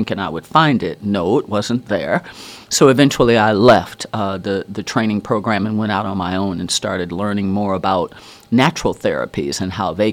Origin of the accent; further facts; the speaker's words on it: Wisconsin, United States; also born or lived in Virginia; now in Hawaii, United States; I was born in Wisconsin